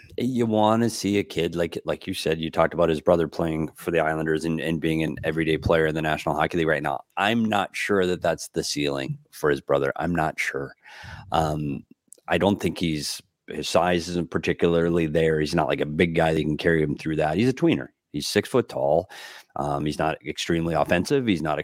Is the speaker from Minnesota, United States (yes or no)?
yes; Bemidji, Minnesota, United States; there was a college player named Joel Otto that played in my hometown of Bemidji State.